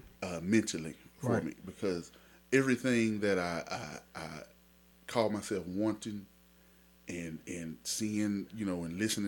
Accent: Mesquite, Texas, United States; I grew up in Mesquite, Texas.

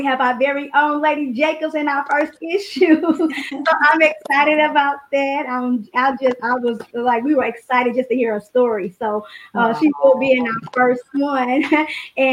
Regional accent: St. Louis, Missouri, United States; I'm from St. Louis, Missouri

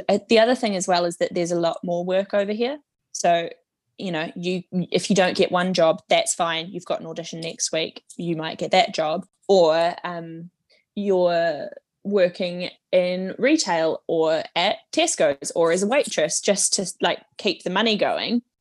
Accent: Wellington, New Zealand; moved away as an adult; now in England; I grew up in Wellington, where we've got the Opera House and the St. James Theatre.

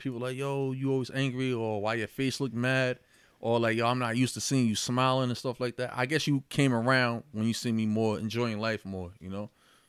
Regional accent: Yonkers, New York, United States; I was born in White Plains Hospital, raised in Yonkers.

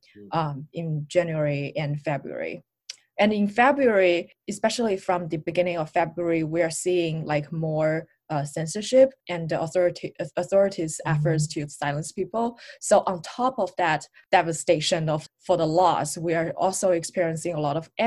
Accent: Wuhan, Hubei, China; moved away; I am from Wuhan. I grew up there and all my families are still there.

